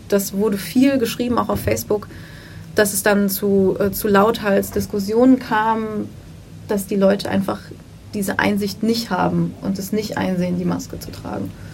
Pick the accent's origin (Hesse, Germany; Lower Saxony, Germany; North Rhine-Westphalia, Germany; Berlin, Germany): Hesse, Germany; Wiesbaden; ich bin in Wiesbaden aufgewachsen